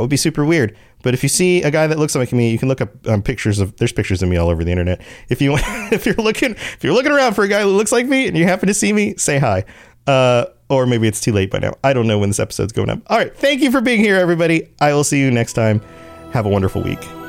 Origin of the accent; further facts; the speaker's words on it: United States; as an American